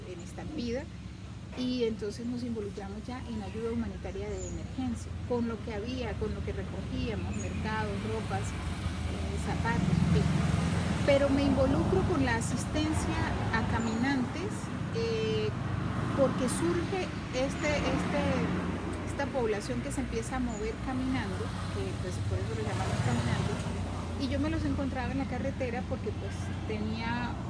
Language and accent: Spanish; Mérida, Venezuela; Crecí en Mérida, sí.